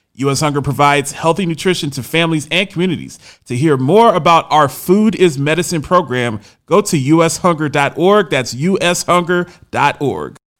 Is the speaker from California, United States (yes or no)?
no; Camden, New Jersey, United States; I call my hometown of Camden, New Jersey, a cesspool.